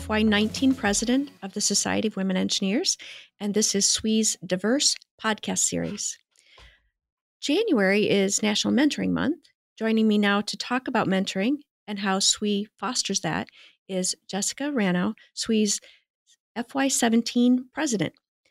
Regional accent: Midwest, United States; moved away as an adult; When I first graduated from college, I moved from the Midwest to Washington State. And I was the first in my family to move away like that.

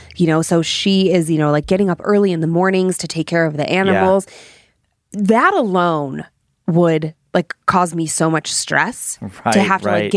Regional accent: Cleveland, Ohio, United States; growing up in Cleveland

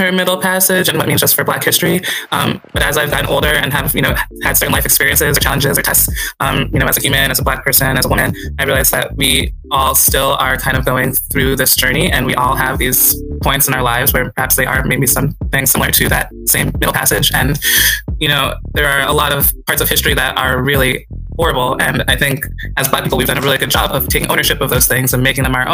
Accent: Northeast, United States; I grew up in the Northeast and like I said, to African parents

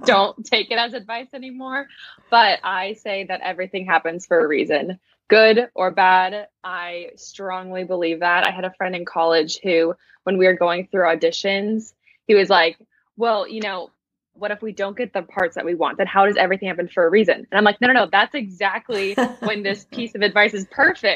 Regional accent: San Diego, California, United States; I was born and raised in San Diego.

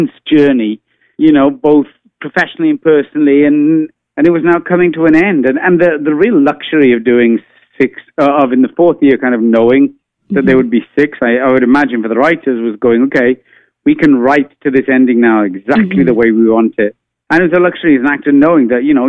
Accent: Wales, United Kingdom; now in United States; I am an immigrant living in the United States. So I kind of thought, like, what if I never saw my home country of Wales ever again?

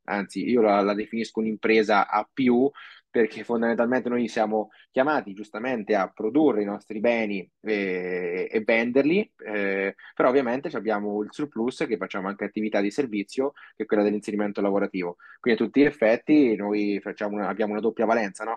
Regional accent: Castelfidardo, Marche, Italy; also born or lived in Osimo / Australia; noi siamo ad Osimo fondamentalmente, anche se io sono di Castelfidardo

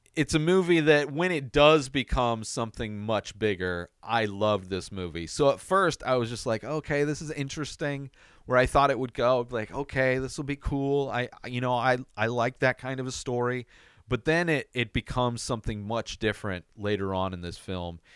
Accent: United States; as an American

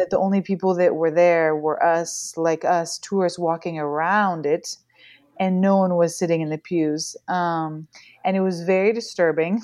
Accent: Pacific Northwest, United States; born or raised there; moved away as an adult; now in France

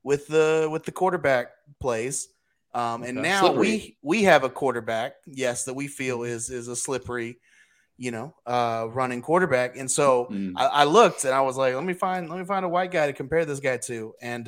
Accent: Corpus Christi, Texas, United States; I am from Texas. I was born here where TCU exists in Corpus Christi, Texas.

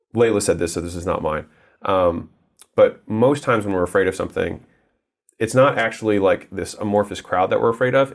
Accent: United States; I was born in America

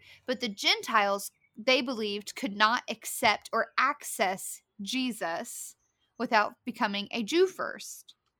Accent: Appalachia, United States; accent: Appalachian; also born or lived in Southern Ohio; We don't even speak English. We speak Appalachian.

